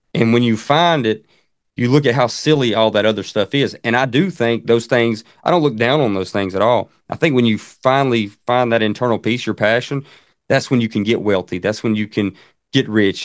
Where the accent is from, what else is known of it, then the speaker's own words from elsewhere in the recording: Central Alabama, United States; I'm from Central Alabama. You probably can tell with the accent.